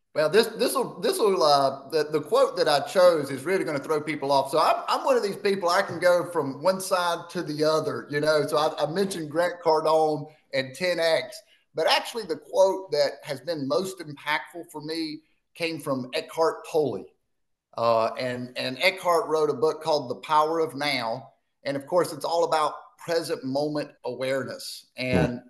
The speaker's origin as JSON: {"language": "English", "town": "Spartanburg", "region": "South Carolina", "country": "United States", "tie": "born or raised there"}